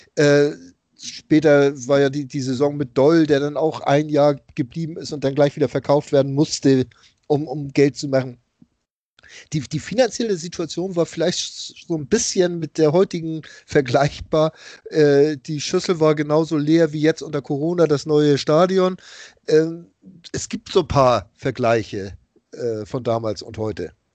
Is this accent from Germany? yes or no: yes; Hamburg, Germany; als Hamburger